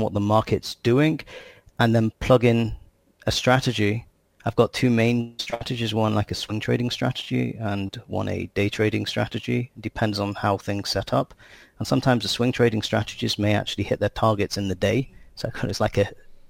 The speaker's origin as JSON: {"language": "English", "region": "England", "country": "United Kingdom", "tie": "born or raised there", "also_born_or_lived": "United States", "moved": "as an adult", "lives_now": "Israel", "said": "I grew up in England and lived in the US, and I came to Israel"}